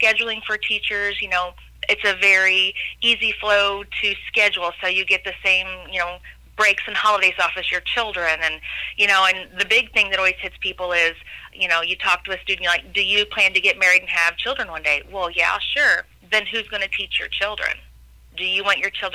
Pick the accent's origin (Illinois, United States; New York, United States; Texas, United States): Illinois, United States; Pinckneyville; also born or lived in Du Quoin, Illinois; I'm a hometown girl born and raised in Pinckneyville, Illinois.